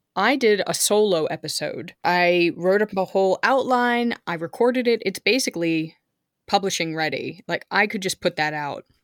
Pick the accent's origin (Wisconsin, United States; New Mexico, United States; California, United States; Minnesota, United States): California, United States; now in Germany; I was growing up in California